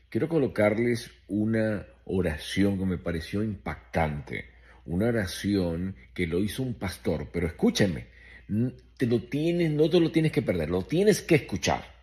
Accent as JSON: {"language": "Spanish", "country": "United States", "said": "aquí en los Estados Unidos, nosotros como norteamericanos, como miembros de esta sociedad de Norteamérica"}